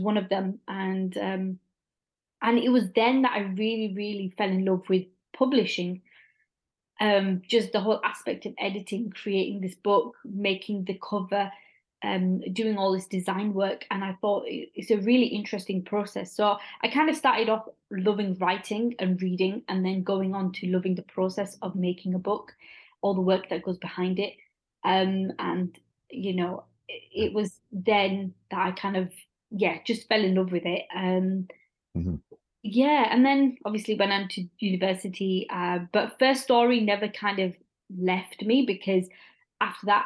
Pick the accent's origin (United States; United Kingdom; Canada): United Kingdom; Bradford, Yorkshire and the Humber; my hometown in Bradford